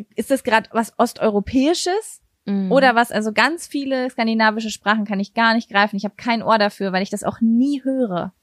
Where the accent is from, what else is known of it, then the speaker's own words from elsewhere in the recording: Berlin, Germany; first language German; bei uns in Berlin